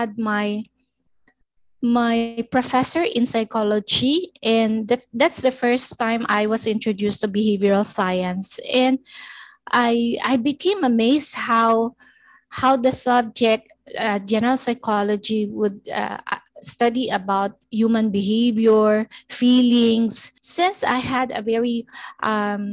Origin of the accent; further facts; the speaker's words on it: Cavite City, Calabarzon, Philippines; now in Valenzuela City, Philippines; I'm a native from Cavite City, but I'm now living in Valenzuela City